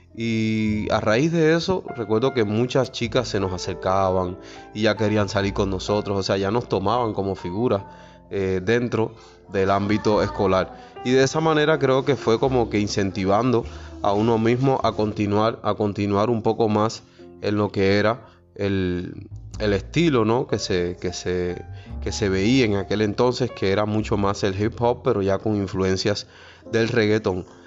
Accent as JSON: {"language": "Spanish", "region": "Guantánamo", "country": "Cuba", "tie": "born or raised there", "also_born_or_lived": "Havana", "moved": "yes", "said": "desde los 13 años escribía mis primeras composiciones allá en mi tierra natal, Guantánamo"}